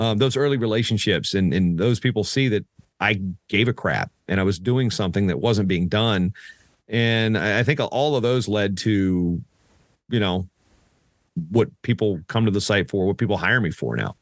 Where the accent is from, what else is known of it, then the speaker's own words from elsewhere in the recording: Southeastern Virginia, United States; I grew up in Southeastern Virginia